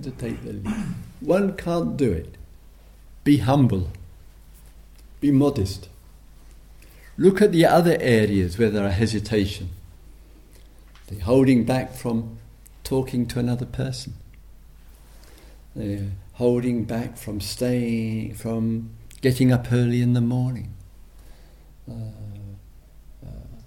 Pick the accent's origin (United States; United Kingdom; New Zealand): United Kingdom; England; Being English